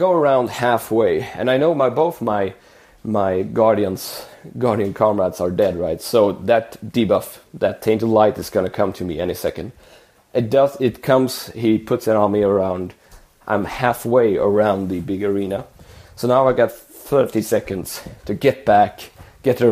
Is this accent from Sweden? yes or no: yes; Sweden; my hometown in the countryside